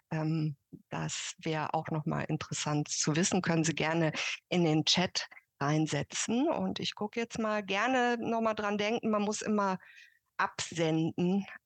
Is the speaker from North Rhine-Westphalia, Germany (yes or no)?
yes; Cologne, North Rhine-Westphalia, Germany; also ich komme ja aus Köln